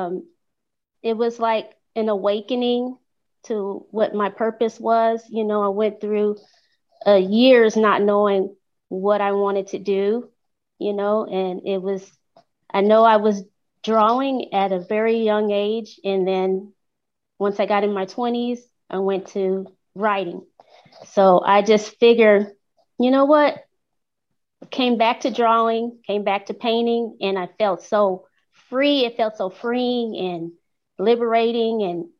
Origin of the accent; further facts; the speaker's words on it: Los Angeles, California, United States; moved away as an adult; now in Texas, United States; I'm originally from Los Angeles, California